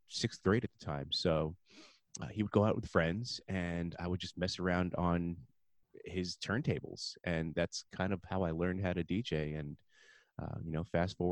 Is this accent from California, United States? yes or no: no; Livingston, New Jersey, United States; I grew up in a town called Livingston, New Jersey